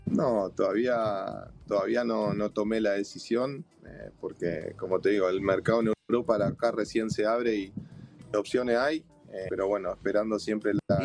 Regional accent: Uruguay; moved away; como uruguayo

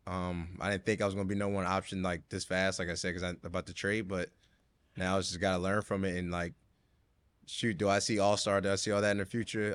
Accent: right outside Philadelphia, Pennsylvania, United States; moved away as an adult; now in Brooklyn, United States; I grew up right outside Philly

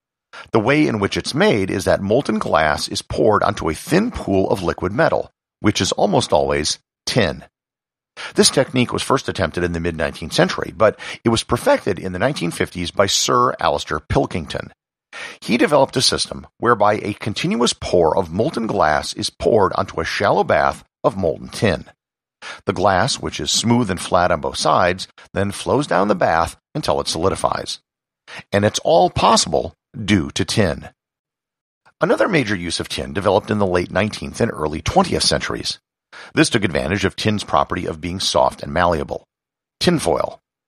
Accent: Wisconsin, United States; And I'm personally part Dutch, and the area where I grew up in Wisconsin has a very large Dutch population.

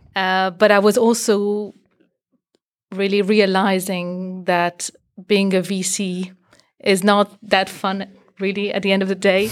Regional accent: Belgium; moved away as an adult; also born or lived in Boston, United States; My background, I'm from Belgium

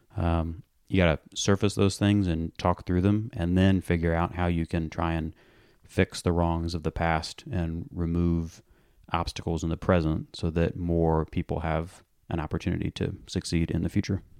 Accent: Atlanta, Georgia, United States; I was born and raised in Morningside

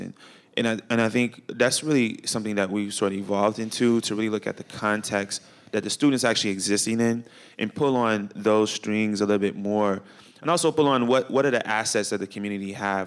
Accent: Chicago, Illinois, United States; moved away; I grew up in Chicago.

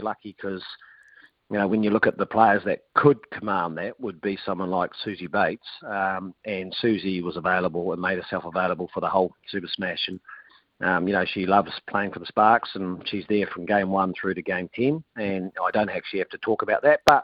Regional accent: Otago, New Zealand; I know I'm from Otago

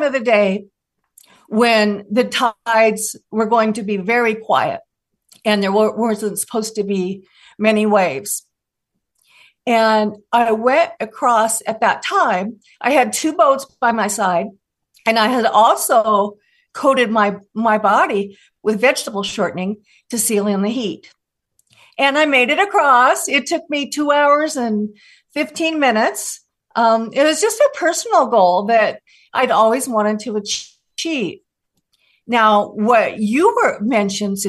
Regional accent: Des Moines, Washington, United States; I grew up in Des Moines, Washington, and my house was on Puget Sound.

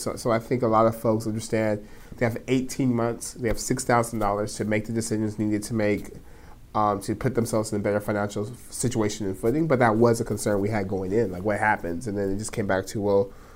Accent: Stockton, California, United States; I'm born and raised in Stockton. Stockton's home

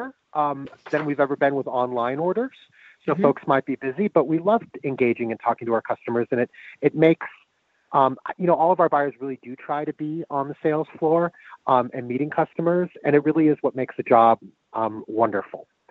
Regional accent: Denver, Colorado, United States; growing up in Denver without The Tattered Cover being there

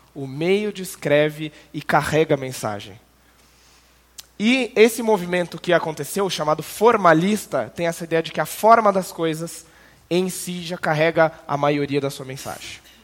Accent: interior of São Paulo, Brazil; moved away as an adult; also born or lived in Canada; now in Curitiba, Brazil; sou criado no interior de São Paulo, mas fui para Curitiba em 2011

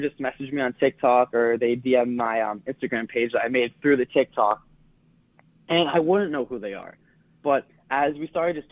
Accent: Massachusetts, United States; I'm from Massachusetts

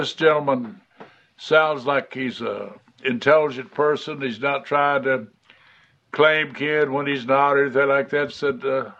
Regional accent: Smackover, Arkansas, United States; originally I was born … in Smackover, Arkansas, out in the country.

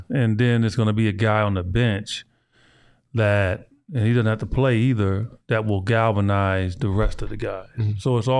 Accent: Kansas City, United States; Because we grew up together in Kansas City.

